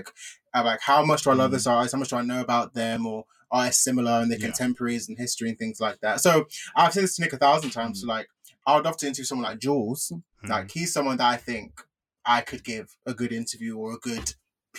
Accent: United Kingdom; as the British Nigerian on the show

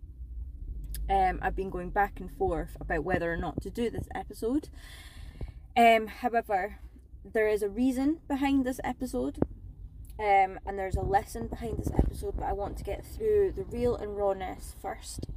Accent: Scotland, United Kingdom; moved away as an adult; also born or lived in south of England; now in England, United Kingdom; I'm initially from Scotland and I moved down south at the start of the first lockdown of the pandemic

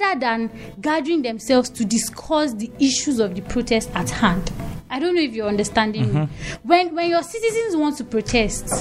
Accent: Nigeria; I'm a Nigerian. It's in my blood

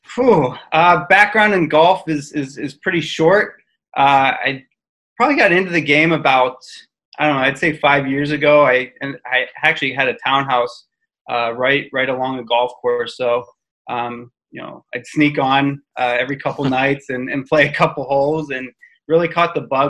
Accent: Pittsburgh, Pennsylvania, United States; I'm from Pittsburgh

